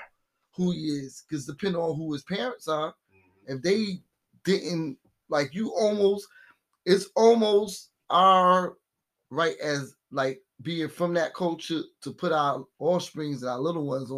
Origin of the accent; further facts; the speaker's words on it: Virginia, United States; I grew up out here. So growing up in Virginia